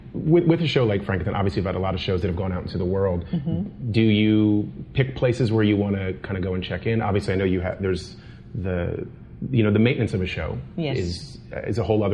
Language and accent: English; Washington, District of Columbia, United States; I'm from the Washington D.C. area